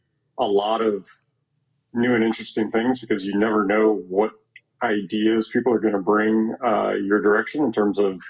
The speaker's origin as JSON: {"language": "English", "town": "Omaha", "region": "Nebraska", "country": "United States", "tie": "born or raised there", "moved": "as an adult", "lives_now": "Chicago, United States", "said": "I grew up in Omaha, Nebraska, and I was practicing there. I live in Chicago now"}